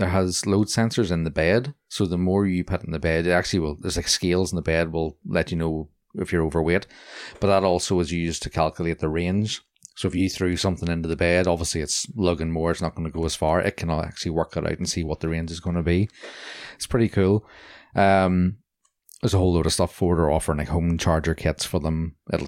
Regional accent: Bangor, Northern Ireland, United Kingdom; that North Down, you know, I'm from Bangor culture.

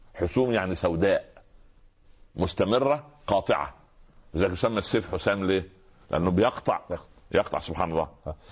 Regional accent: Egypt; واحنا اخوال احنا كما يعني الناس المصريين هم اخوال اسماعيل

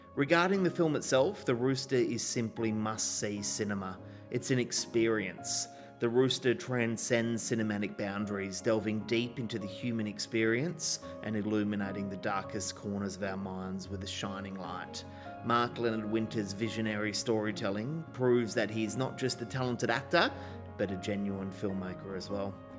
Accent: Western Australia, Australia; my home state

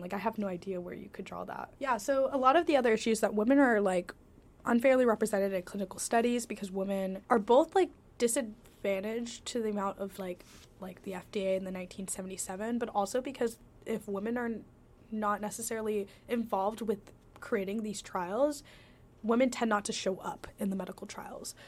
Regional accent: Washington, United States; I'm from Washington State

